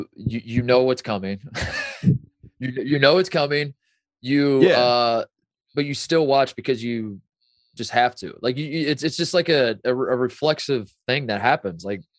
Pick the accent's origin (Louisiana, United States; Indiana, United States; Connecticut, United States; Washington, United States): Indiana, United States; Indianapolis; because I'm from Indy